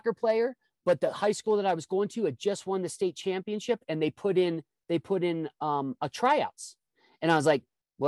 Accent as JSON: {"language": "English", "region": "Midwest", "country": "United States", "tie": "born or raised there", "said": "I grew up in the Midwest"}